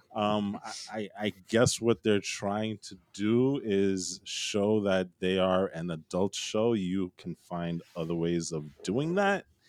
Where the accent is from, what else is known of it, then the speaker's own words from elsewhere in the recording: California, United States; I grew up, I was born in California